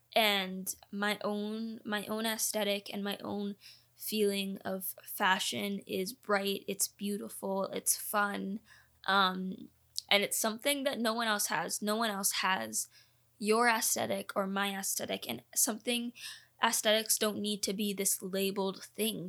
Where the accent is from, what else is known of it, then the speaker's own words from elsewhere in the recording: Canada; also born or lived in Orlando, Florida, United States; I am a dual citizen, I was born in Orlando, Florida, the school that I was going to was in Canada